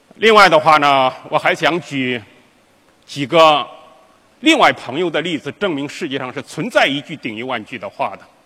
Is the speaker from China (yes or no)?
yes; Yanjin, Henan, China; 我的老家是河南省延津县王罗乡西老道村